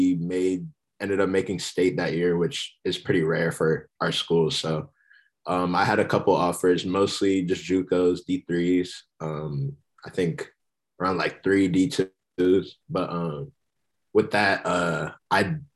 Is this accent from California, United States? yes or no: yes; San Jose, California, United States; also born or lived in New Jersey; now in San Diego, United States; I'm from the Bay. I'm from San Jose. Before that, I grew up in New Jersey, actually